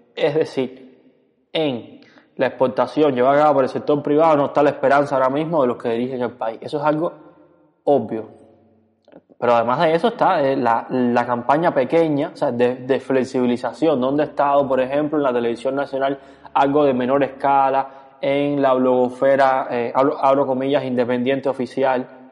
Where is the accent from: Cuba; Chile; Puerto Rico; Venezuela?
Cuba; porque somos cubanos